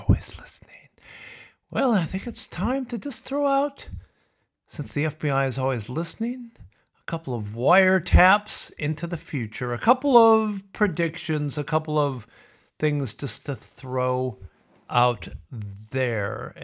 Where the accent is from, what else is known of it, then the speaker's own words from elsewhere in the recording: Sioux City, Iowa, United States; where I grew up in Sioux City